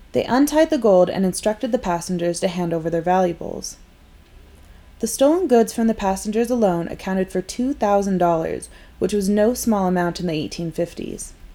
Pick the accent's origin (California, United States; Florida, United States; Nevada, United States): Nevada, United States; Carson City; I was born and raised in Carson City, the capital of Nevada